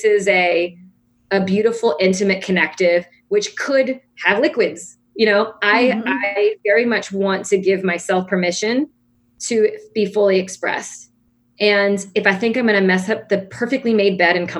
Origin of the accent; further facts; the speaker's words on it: New Orleans, Louisiana, United States; accent: New Orleans; My New Orleans accent